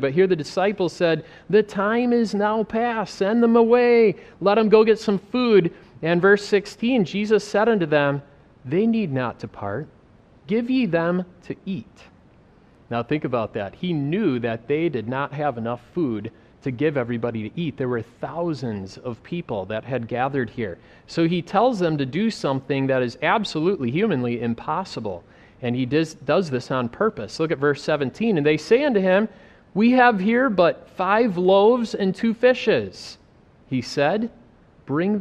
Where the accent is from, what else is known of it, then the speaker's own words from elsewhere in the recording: United States; moved away as an adult; also born or lived in Africa; growing up in America